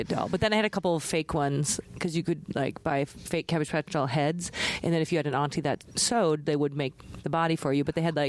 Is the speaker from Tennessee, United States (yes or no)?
no; Fargo, North Dakota, United States; in my childhood growing up in Fargo.